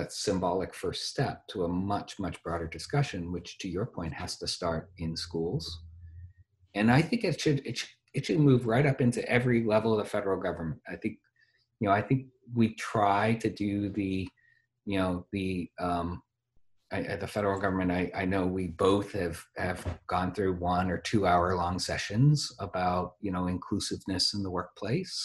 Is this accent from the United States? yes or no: yes; the North, United States; I come from the North